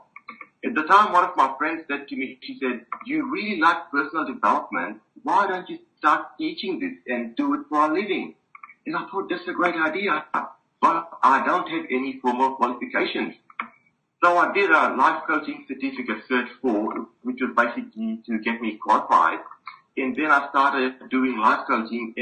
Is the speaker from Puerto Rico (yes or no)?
no; Australia; also born or lived in Fiji / Melbourne, Australia; I was born in the Fiji Islands, and my parents came to Australia, the lucky country, when I was a kid. And I did my high schooling here